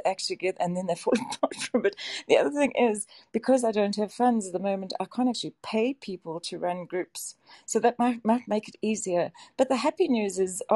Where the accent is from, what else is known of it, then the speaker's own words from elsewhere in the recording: South Africa; also born or lived in Johannesburg; I'm from South Africa. I live in Johannesburg